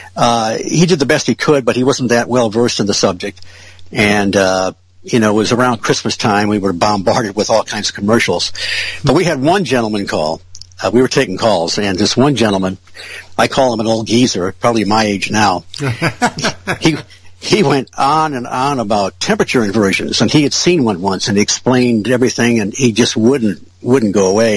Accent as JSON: {"language": "English", "town": "Ferndale", "region": "Michigan", "country": "United States", "tie": "born or raised there", "lives_now": "Marshall, United States", "said": "I grew up in Ferndale and, uh, you know, went to school there"}